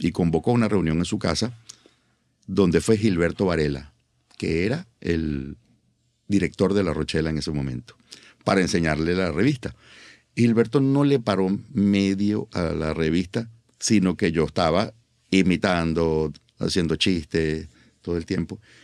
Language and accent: Spanish; Caracas, Capital District, Venezuela; todo en Caracas. Yo nací en Caracas, mis padres nacieron en Caracas, mis abuelos nacieron en Caracas